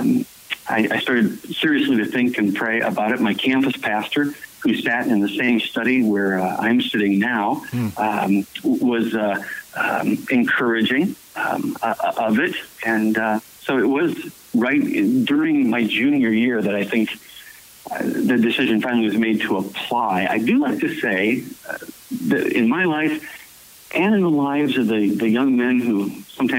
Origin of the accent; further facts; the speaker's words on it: Peoria, Illinois, United States; now in Macomb, United States; I grew up in Peoria, Illinois, not far from here, about an hour and a half from here.